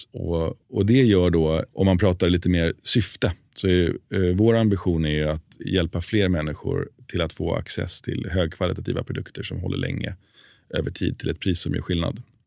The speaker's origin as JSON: {"language": "Swedish", "country": "Sweden", "also_born_or_lived": "New York, United States", "moved": "as an adult", "said": "jag som svensk när jag flyttade till USA"}